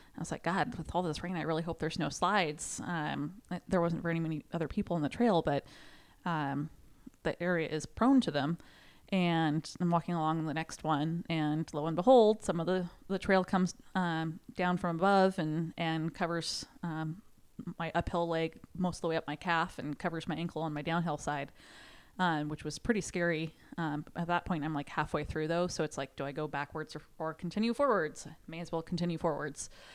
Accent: Sherwood, Oregon, United States; from Sherwood, Oregon.

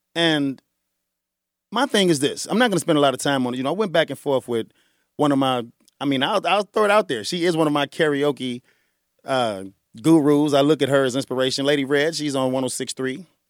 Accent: Chicago, Illinois, United States; Born and bred on the South Side of Chicago

